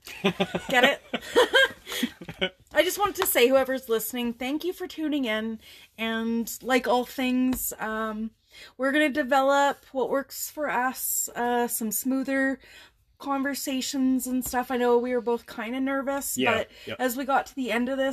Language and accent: English; Alberta, Canada; We're from Alberta, which lots of people call the Texas of Canada